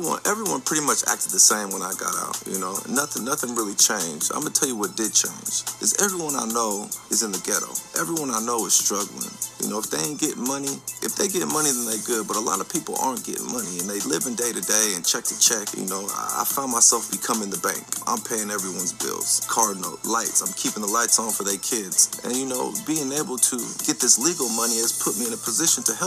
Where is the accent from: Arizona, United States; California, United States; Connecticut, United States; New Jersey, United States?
California, United States; Vacaville; I'm from Vacaville. I'm from Vacaville, California. Everyone thinks I'm from Stockton, but I'm from Vacaville, California.